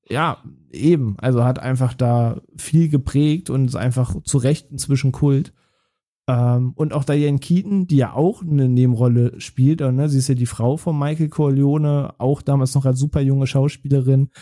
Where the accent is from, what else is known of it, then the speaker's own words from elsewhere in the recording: Braunschweig, Lower Saxony, Germany; in Braunschweig, wo ich aufgewachsen bin